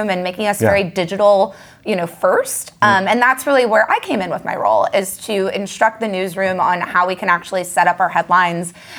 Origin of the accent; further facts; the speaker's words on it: Southern California, United States; I'm from Southern California originally